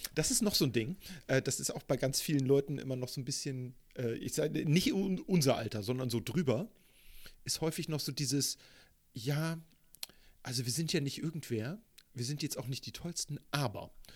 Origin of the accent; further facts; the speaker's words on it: Hamburg, Germany; Was mich zu einem hm. geborenen und gebürtigen Hamburger macht